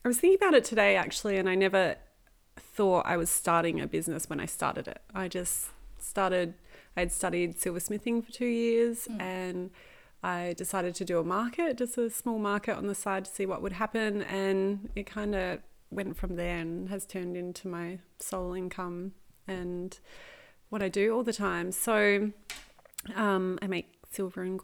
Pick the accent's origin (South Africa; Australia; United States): Australia; Adelaide, South Australia; accent: Adelaide; moved away; I pronounce things differently as well because I'm from Adelaide, so we have a weird accent